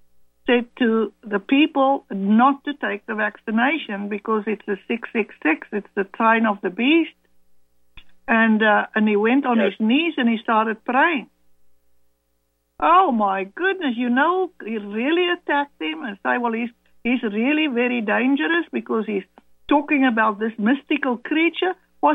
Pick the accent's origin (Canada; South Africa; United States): South Africa; mother is from German descent and Dutch. My father, British and French. So we became Afrikaners because we were born and bred in Africa.